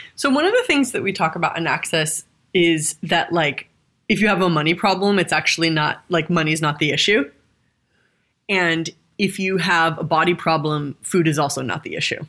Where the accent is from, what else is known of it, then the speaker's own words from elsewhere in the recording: Southern California, United States; I grew up in Southern California